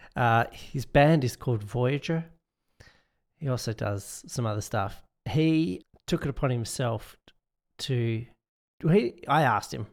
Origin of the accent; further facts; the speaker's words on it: Perth, Western Australia, Australia; my hometown, Perth